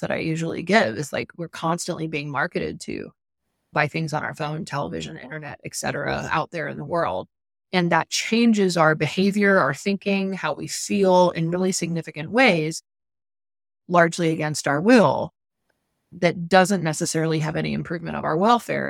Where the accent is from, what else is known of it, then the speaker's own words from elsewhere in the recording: Atlanta, Georgia, United States; my childhood growing up in Atlanta, major U S city right close to downtown